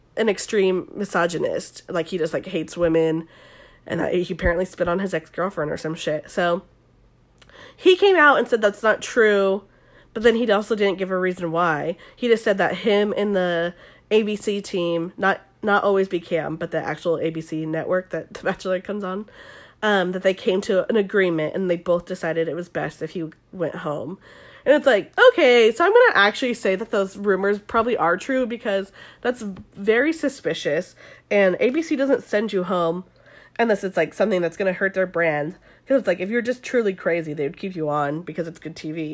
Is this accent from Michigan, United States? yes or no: no; Southern California, United States; accent: SoCal; my normal accent's kind of SoCal